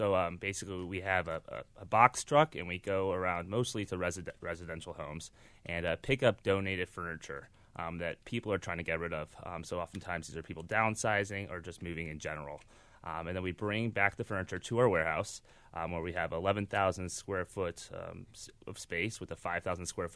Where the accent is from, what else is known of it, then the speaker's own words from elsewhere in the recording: Chicago, Illinois, United States; I grew up in Ravenswood